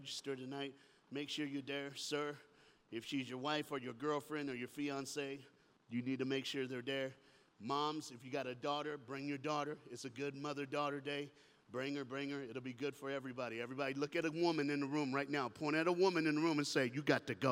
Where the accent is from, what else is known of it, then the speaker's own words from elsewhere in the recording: Miami, Florida, United States; I'm from Miami, Florida. I'm from the South.